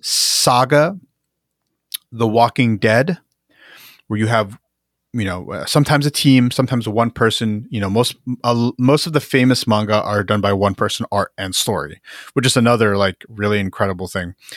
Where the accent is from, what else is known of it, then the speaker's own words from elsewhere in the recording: Jersey City, New Jersey, United States; I'm from Jersey City, which is, you know, it's a big it's the big city in Jersey that everyone knows